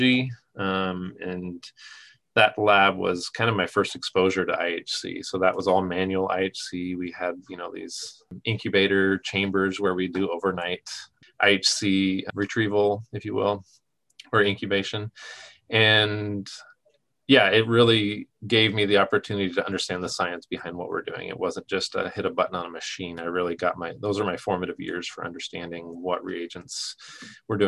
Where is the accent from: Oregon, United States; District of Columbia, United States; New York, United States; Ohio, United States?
Oregon, United States; Southern; my hometown in Southern Oregon